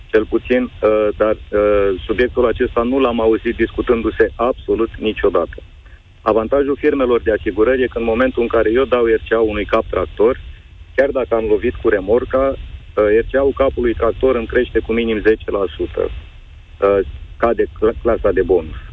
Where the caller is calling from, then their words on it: Călărași, Călărași County, Romania; Uh, …, sunt din Călăraș și am o firmă în transport, camioane, tiruri.